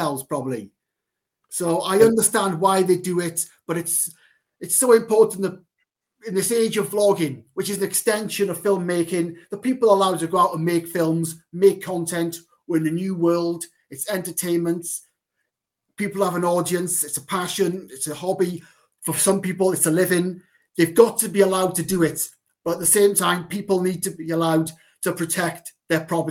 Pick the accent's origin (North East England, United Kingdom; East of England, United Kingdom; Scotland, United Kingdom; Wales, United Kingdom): Wales, United Kingdom; Wrexham; I'm actually from Bersham, an area of Wrexham